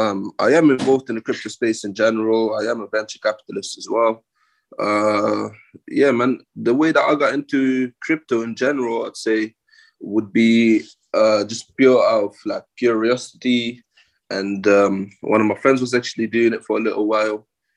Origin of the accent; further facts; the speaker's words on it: United Kingdom; now in Dubai, United Arab Emirates; I'm originally from the UK, moved to Dubai a little while back as well.